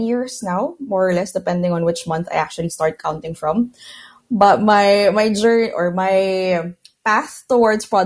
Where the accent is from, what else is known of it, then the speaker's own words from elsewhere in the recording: Philippines; moved away as an adult; now in Barcelona, Spain; I'm originally from Philippines, but now I'm based in Barcelona. I moved here about 8 years ago.